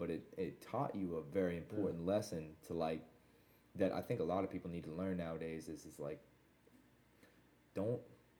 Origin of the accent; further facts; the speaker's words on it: Whitefish, Montana, United States; born there; I was born in Whitefish, actually, Montana.